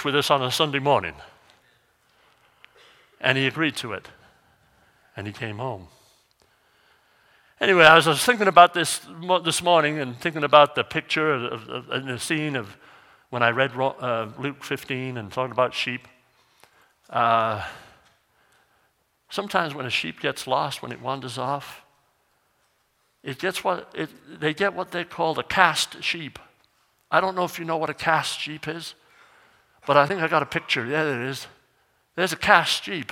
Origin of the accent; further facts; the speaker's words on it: North Wales, United Kingdom; now in Missoula, United States; Where I grew up over in North Wales, they have like 55 to 65 inches of rain